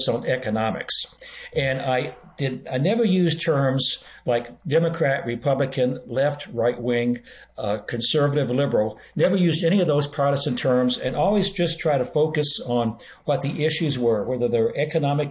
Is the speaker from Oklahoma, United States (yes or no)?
yes; Oklahoma, United States; moved away as an adult; also born or lived in Boston, Massachusetts; I grew up in Oklahoma, one of the reddest of the red states, and I spent 40 years in Boston and Massachusetts